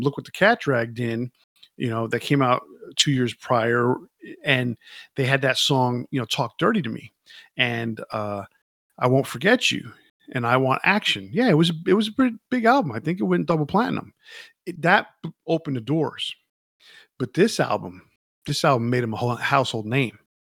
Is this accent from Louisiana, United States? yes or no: no; New York, United States; I grew up in New York